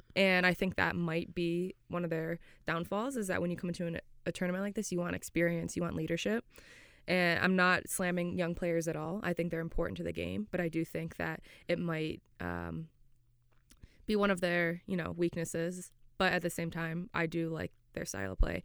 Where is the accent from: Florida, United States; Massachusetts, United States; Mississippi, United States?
Florida, United States; moved away as an adult; now in Scotland; I'm from Florida